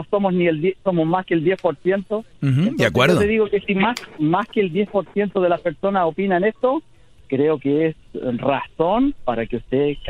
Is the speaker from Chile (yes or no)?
yes; Chile